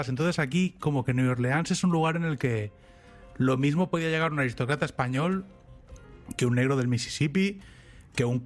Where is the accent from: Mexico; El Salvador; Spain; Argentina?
Spain; Catalonia; first language Catalan; yo no soy bilingüe de nacimiento, yo soy bilingüe porque hablo catalán y castellano, pero yo he aprendido inglés ya de mayor.